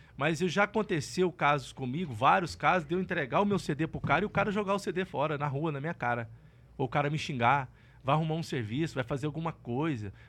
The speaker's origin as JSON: {"language": "Portuguese", "town": "Colatina", "region": "Espírito Santo", "country": "Brazil", "tie": "born or raised there", "also_born_or_lived": "Barra de São Francisco / Goiânia", "moved": "yes", "said": "Eu fui nascido, nasci no interior do Espírito Santo, numa cidade é, chamada Colatina, e fui criado num, num, numa região da roça mesmo"}